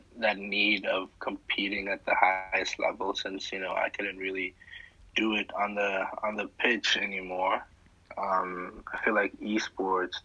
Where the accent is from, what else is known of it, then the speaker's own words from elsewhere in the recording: Senegal; moved away; I'm originally from Senegal.